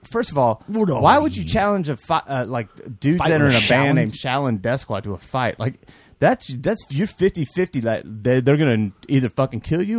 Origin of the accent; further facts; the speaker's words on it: Houston, Texas, United States; moved away; I am from Houston.